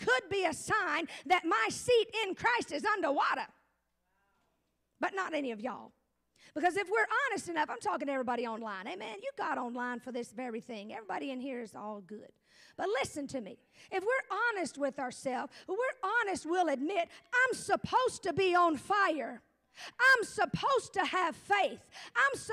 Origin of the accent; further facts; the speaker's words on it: Gulf of Mexico, Gulf Coast, United States; moved away; I come from the hurricane state capital of America. I come from the Gulf of Mexico, where probably every hurricane starts